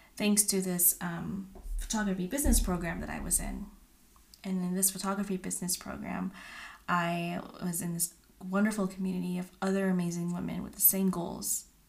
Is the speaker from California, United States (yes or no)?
yes; California, United States; moved away as an adult; now in Utah, United States; I am originally from California